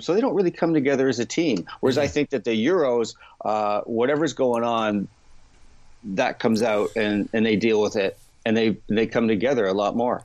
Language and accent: English; Canada; as a Canadian golf fan